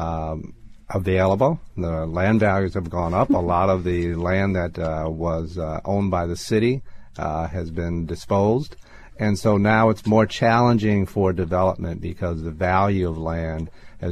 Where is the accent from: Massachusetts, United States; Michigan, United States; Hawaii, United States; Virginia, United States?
Michigan, United States; Detroit; moved away; also born or lived in New York; growing up in Detroit